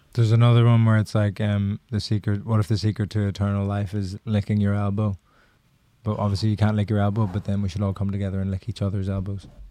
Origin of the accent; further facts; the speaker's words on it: Ireland; accent: Irish; moved away; being Irish